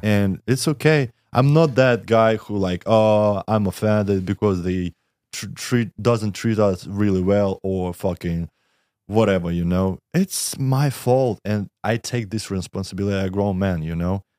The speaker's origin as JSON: {"language": "English", "country": "Russia", "said": "I'm from Russia"}